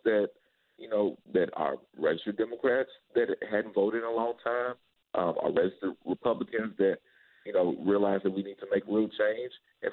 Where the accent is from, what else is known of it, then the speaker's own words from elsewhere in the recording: Louisville, Kentucky, United States; my foundation growing up in the West End